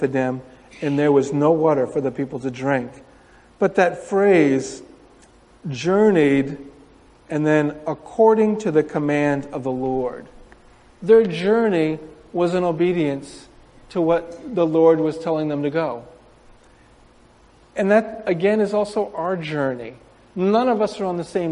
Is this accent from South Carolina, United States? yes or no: no; Windsor, New York, United States; moved away as an adult; now in Japan; I grew up in Windsor